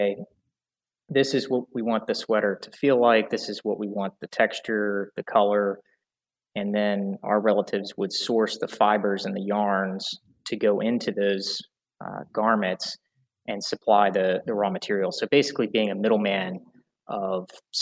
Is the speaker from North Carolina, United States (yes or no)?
yes; Greensboro, North Carolina, United States; now in Charlotte, United States; I was born and raised in Greensboro, North Carolina, about an hour and a half north from where I'm at right now, in Charlotte, North Carolina.